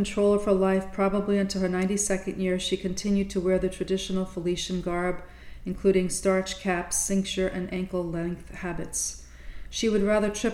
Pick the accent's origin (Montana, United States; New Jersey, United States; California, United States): New Jersey, United States; Bayonne; a saint from my hometown